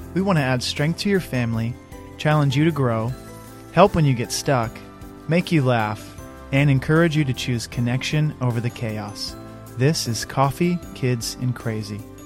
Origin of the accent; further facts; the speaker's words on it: Midwest, United States; now in California, United States; I grew up in the Midwest.